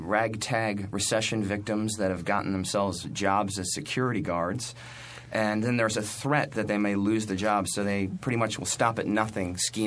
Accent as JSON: {"language": "English", "region": "South Florida", "country": "United States", "moved": "as an adult", "lives_now": "New York, United States", "said": "I'm from South Florida, and before I moved to New York, I had a band down there"}